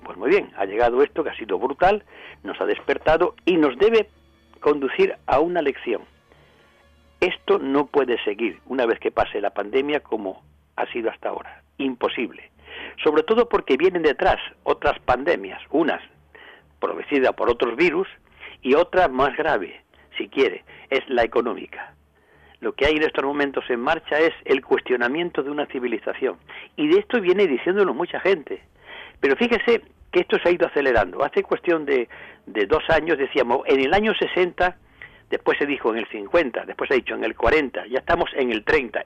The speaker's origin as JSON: {"language": "Spanish", "town": "Córdoba", "region": "Andalusia", "country": "Spain", "said": "por aquí, por mi tierra"}